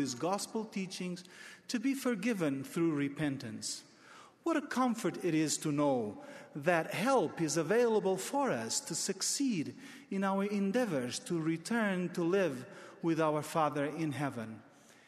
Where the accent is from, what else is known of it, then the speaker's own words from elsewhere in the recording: Portugal; my home country of Portugal